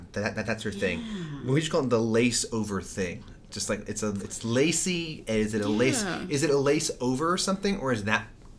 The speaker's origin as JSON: {"language": "English", "town": "New York City", "region": "New York", "country": "United States", "said": "are you from New York City? I go, yeah."}